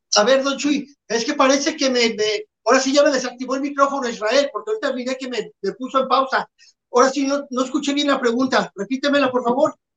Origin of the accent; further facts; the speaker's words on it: Mexico; somos mexicanos